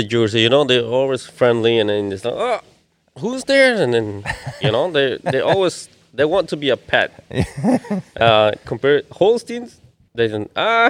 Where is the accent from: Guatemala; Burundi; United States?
Guatemala; In Guatemala.